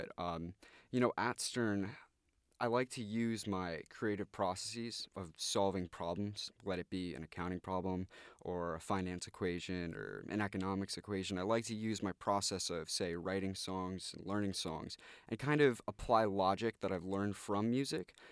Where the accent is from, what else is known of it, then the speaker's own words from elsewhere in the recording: New York, United States; I'm actually from Westchester County myself, so uh, it was nice to come from the suburb to a nice big city